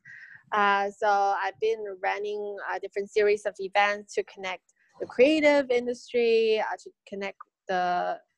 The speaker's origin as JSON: {"language": "English", "region": "Beijing", "country": "China", "also_born_or_lived": "United States", "said": "I'm from Beijing."}